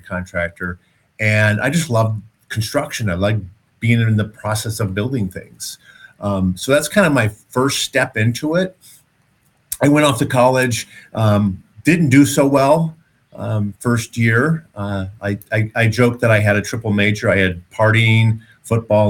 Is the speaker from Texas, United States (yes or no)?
no; Detroit, Michigan, United States; moved away; I grew up in Detroit